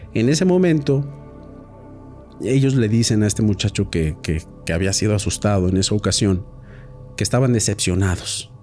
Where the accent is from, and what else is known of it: Mexico